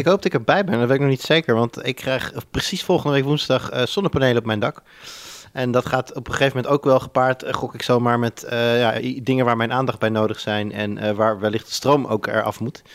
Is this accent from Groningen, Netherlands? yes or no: no; Almere, Flevoland, Netherlands; moved away; ik ben opgegroeid in Almere